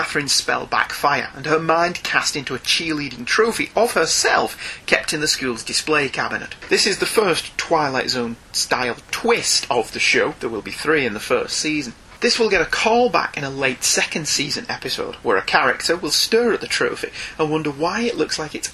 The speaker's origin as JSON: {"language": "English", "country": "United Kingdom", "said": "as a Brit"}